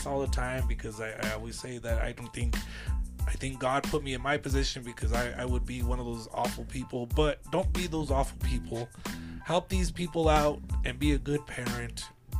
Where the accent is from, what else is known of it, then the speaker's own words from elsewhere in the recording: El Paso, Texas, United States; I'm from El Paso, dude. Don't you know Tex-Mex ain't good around here?